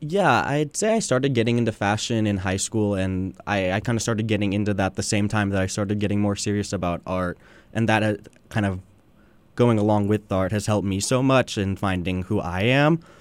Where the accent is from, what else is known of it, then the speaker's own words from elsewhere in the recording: Long Beach, California, United States; I'm born and raised in Long Beach, California